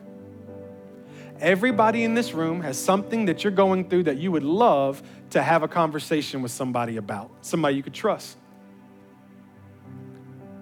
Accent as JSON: {"language": "English", "town": "Memphis", "region": "Tennessee", "country": "United States", "tie": "born or raised there", "said": "I'm from the hood. I was raised in Memphis"}